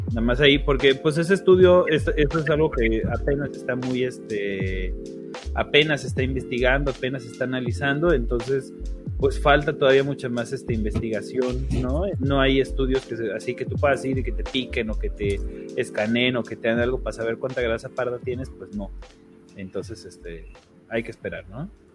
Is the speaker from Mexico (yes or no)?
yes; Mexico; como mexicanos